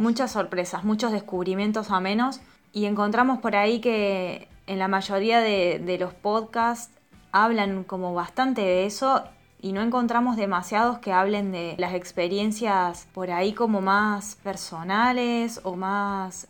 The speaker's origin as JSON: {"language": "Spanish", "region": "La Pampa", "country": "Argentina", "also_born_or_lived": "Córdoba", "moved": "as an adult", "lives_now": "Italy", "said": "Somos dos argentinas, yo de La Pampa"}